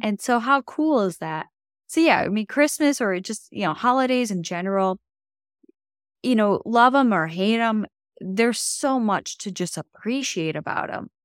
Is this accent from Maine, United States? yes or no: no; Buffalo, New York, United States; growing up in Buffalo, I mean, we get feet of snow